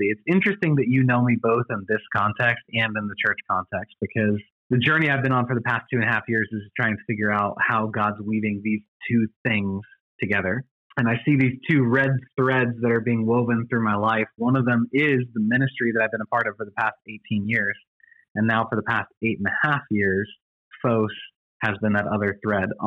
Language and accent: English; Illinois, United States; part of Illinois? Because that's where I was raised. Oh, really? Mm-hmm. Uh, a very small town that we lived in called Grayslake. Gray's Lake, up near Chicago. Yep, a lot of my family's from Chicago. Most of my family grew up in Rockford